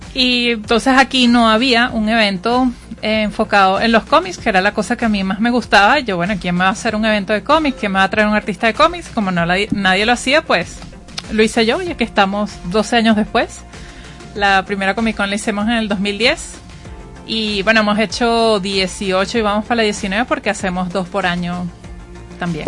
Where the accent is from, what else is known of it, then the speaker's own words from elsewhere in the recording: Caracas, Capital District, Venezuela; yo soy de Caracas